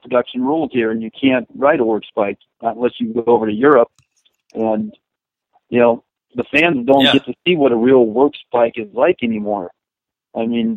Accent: Saddleback and Carlsbad, Southern California, United States; growing up at the original Saddleback in the State Country and Carlsbad

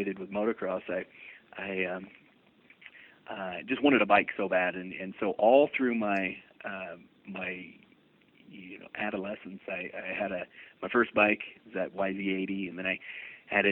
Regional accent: Florida, United States; I grew up in Florida

